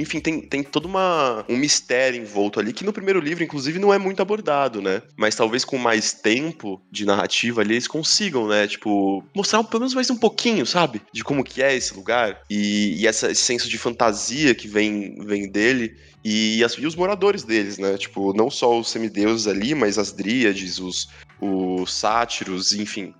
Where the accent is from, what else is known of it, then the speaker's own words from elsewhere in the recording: Praia Grande, São Paulo, Brazil; Nasci em Praia Grande